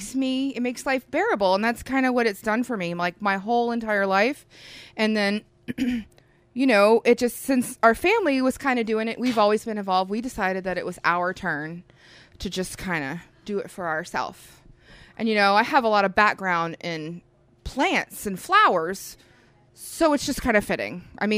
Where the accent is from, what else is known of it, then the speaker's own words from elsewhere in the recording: Florida, United States; now in Oklahoma, United States; Okay, so we are from South Florida, that's where we grew up. And we decided to come to Oklahoma for a nice change of pace and do something that we loved.